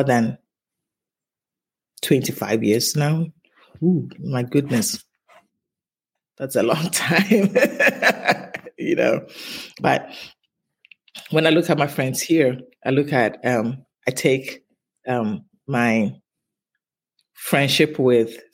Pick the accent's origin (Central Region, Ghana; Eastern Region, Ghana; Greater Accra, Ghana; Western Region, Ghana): Western Region, Ghana; Takoradi; moved away as an adult; also born or lived in Tema, Ghana; now in United States; we grew up in Takoradi first